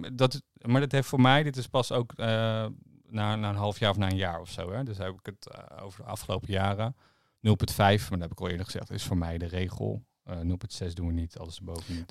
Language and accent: Dutch; Harderwijk, Gelderland, Netherlands; waar ik vandaan kom in Harderwijk